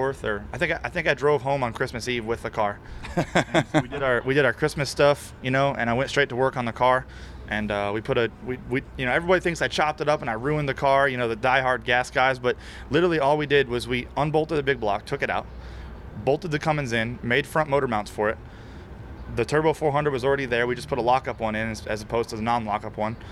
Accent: Florida, United States; I'm from Florida

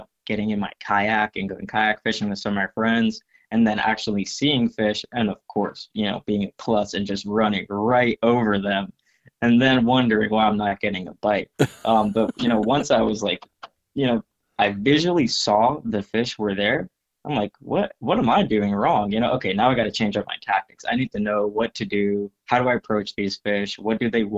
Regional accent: Trinidad & Tobago; now in Florida, United States; I grew up in Trinidad and Tobago.

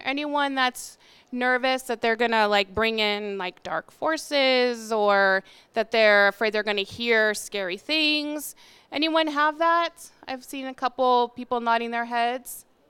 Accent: Arizona, United States; So I come from Arizona, and we don't have any, like, amazing, delicious food

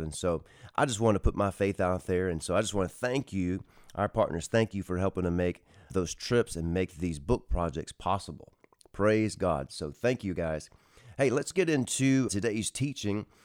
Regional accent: Texas, United States; moved away; my home state, the state of Texas

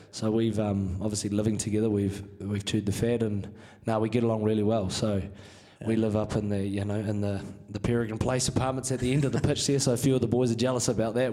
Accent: Hawke's Bay, New Zealand; moved away as an adult; now in Denver, United States; I'm from New Zealand. I um, I was born, bred in Hawke's Bay, so it's the um, central North Island

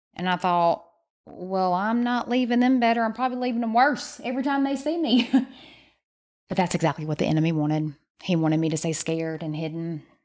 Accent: the South, United States; we're from the South

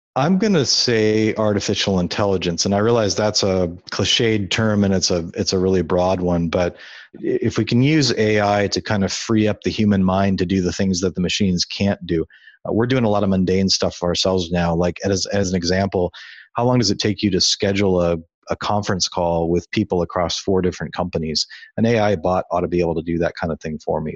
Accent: Iowa, United States; moved away as an adult; also born or lived in California; I grew up in Iowa. I spent m, a good chunk of my life living there

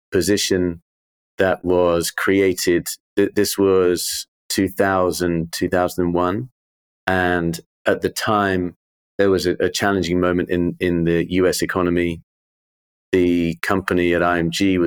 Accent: London, United Kingdom; I grew up in Wimbledon, literally a stone's throw from the championships.

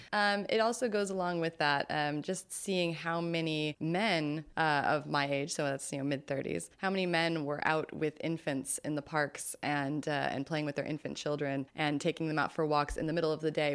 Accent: California, United States; as a Californian

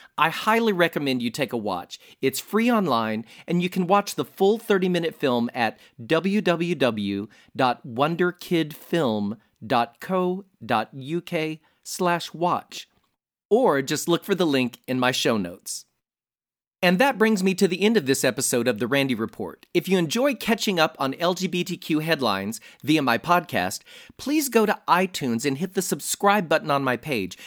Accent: Nevada, United States; my home state of Nevada

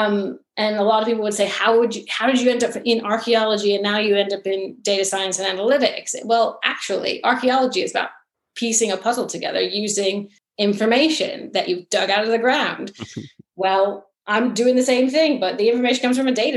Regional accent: United States; now in England, United Kingdom; growing up in the United States

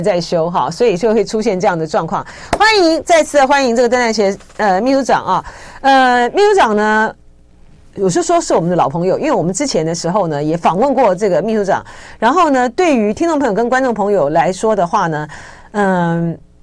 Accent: Taiwan; 我们台湾这边虽然说对于参访团，之前的时候他都审得很严嘛

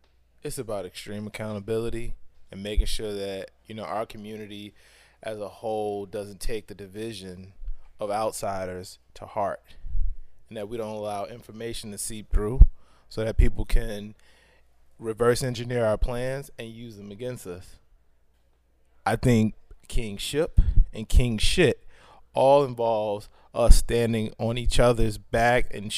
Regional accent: Chicago, Illinois, United States; I grew up in Chicago.

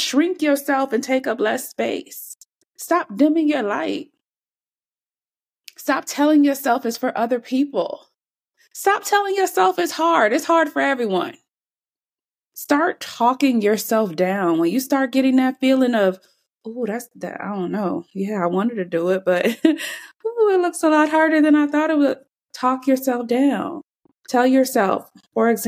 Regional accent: Jamaica; now in United States; I'm not even from here. That's a whole nother story. Yes, I was born in Jamaica

